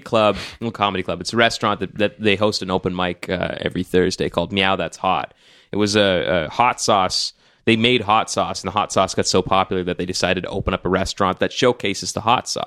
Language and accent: English; Nigeria; as a Nigerian